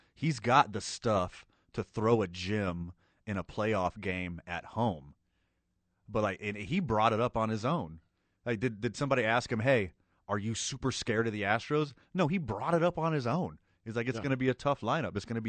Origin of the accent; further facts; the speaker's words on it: right outside of Houston, Texas, United States; moved away; I was born and raised right outside of Houston, Texas. Went to tons of games when I was a kid.